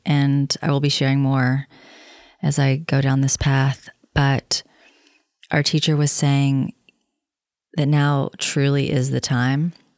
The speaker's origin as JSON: {"language": "English", "region": "the South", "country": "United States", "moved": "yes", "lives_now": "Los Angeles, United States", "said": "I'm from the South"}